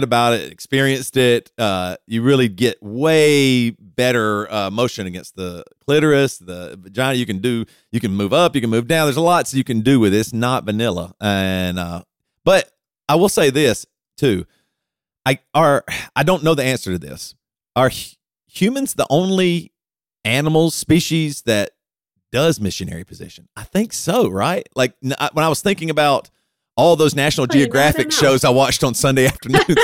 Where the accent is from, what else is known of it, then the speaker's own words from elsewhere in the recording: Deep South, United States; I grew up in Christianity, deep South Christianity